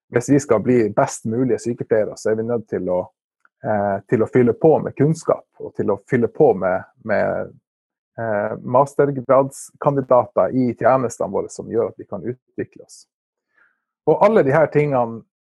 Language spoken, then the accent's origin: Norwegian; Narvik, Nordland, Norway; Jeg er jo fra Narvik og bor i Narvik